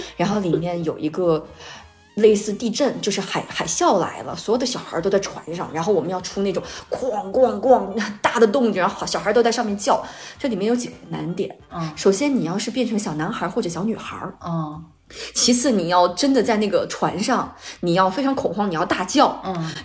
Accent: Jiangxi, China; 我是江西人

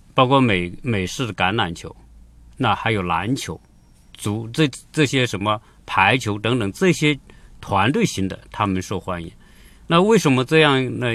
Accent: China; 我们中国人

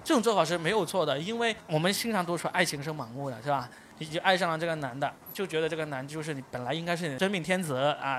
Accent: Guangdong, China; 我是广东的

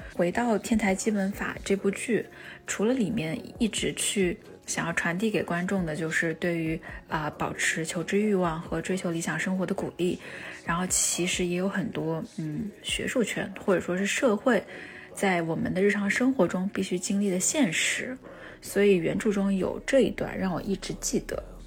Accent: Wuhan, Hubei, China; 我跟他是同一所学校的子弟，在华中科技大学生活了十八年

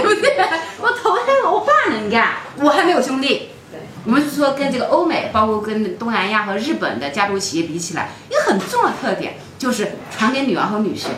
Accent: China; 我们中文讲

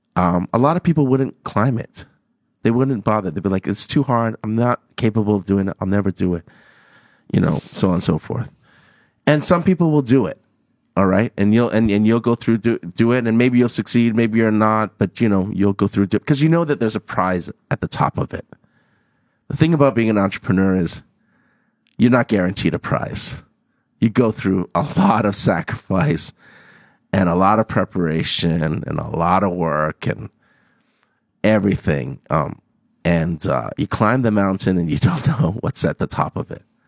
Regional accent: Hong Kong; born or raised there; moved away as an adult; also born or lived in Toronto, Canada

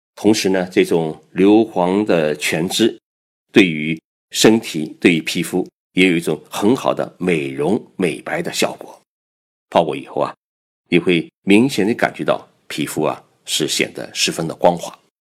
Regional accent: China; 我们中国人生病就会去上山采药

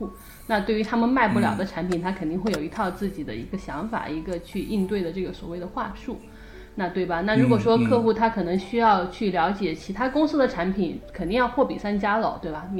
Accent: Sichuan, China; 啊，不是，我四川人，我但

